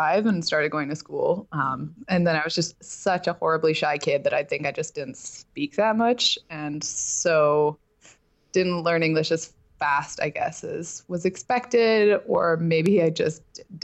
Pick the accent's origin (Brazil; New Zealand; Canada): Canada; Vancouver, British Columbia; English is a second language; also born or lived in Belgium; Well, I grew up in Vancouver. I'm technically from Belgium.